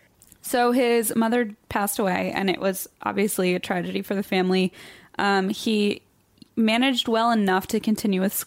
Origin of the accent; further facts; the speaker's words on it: Cincinnati, Ohio, United States; I'm from Cincinnati.